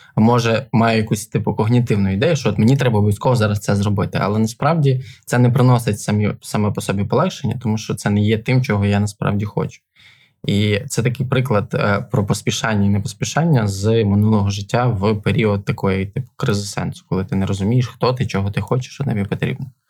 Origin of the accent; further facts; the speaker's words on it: Ivano-Frankivsk, Ivano-Frankivsk Oblast, Ukraine; now in Kyiv, Ukraine; в Івано-Франківську, це теж моє рідне місто